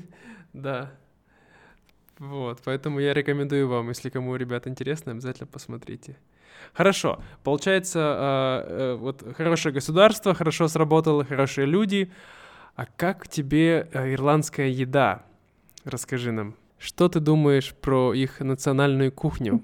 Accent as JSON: {"language": "Russian", "region": "Siberia", "country": "Russia", "said": "мы все сибиряки, мы более дружелюбные"}